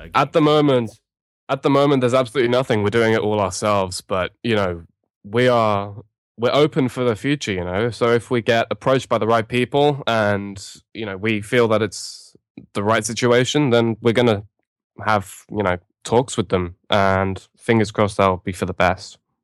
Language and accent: English; London, United Kingdom; we're from London